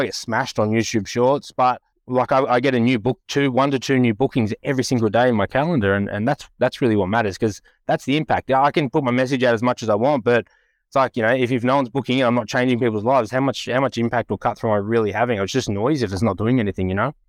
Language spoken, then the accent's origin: English; Western Sydney / Central Coast, New South Wales, Australia; I grew up in the West, or in between the West and the Central Coast